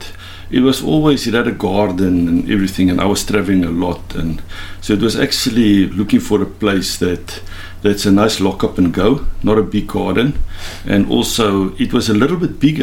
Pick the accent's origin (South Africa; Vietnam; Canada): South Africa; Karoo; moved away; I grew up in the Karoo